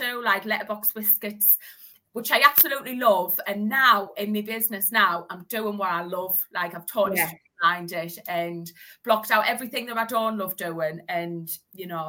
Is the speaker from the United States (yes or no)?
no; Hartlepool, North East England, United Kingdom; I'm from the Northeast. I'm from Hartlepool.